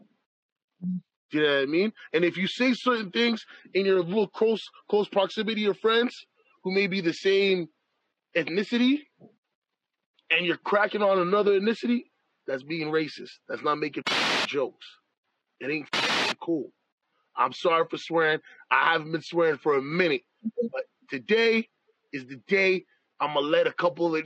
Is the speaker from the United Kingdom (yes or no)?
no; Canada; I am a Canadian-born person. My family is from Jamaica. So my heritage is Jamaican. I am a Canadian